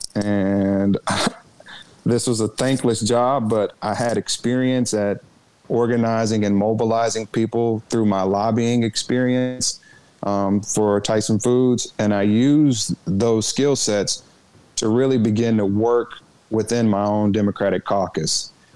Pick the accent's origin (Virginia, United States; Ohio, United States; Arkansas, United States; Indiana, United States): Arkansas, United States; also born or lived in Washington D.C.; my home state under he and his wife when I was a very young boy, and they attended my church